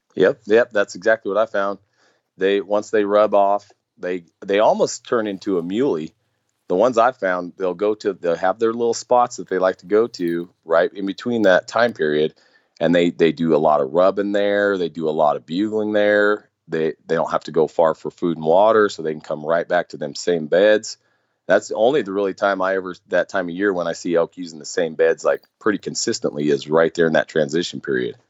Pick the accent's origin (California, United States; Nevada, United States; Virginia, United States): Nevada, United States; moved away; growing up there